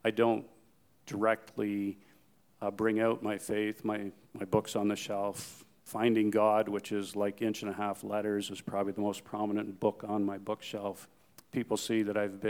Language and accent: English; Newmarket, Ontario, Canada; I said, oh, Newmarket.